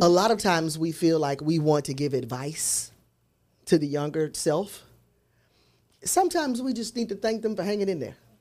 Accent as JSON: {"language": "English", "town": "Memphis", "region": "Tennessee", "country": "United States", "tie": "born or raised there", "said": "growing up in South Memphis"}